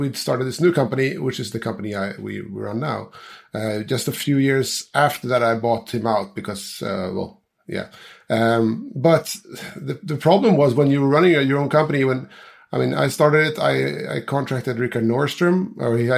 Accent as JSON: {"language": "English", "region": "Gotland", "country": "Sweden", "tie": "born or raised there", "said": "I'm from Sweden. I'm from an island called Gotland. And I'm actually just a few hundred meters from where I was more or less born"}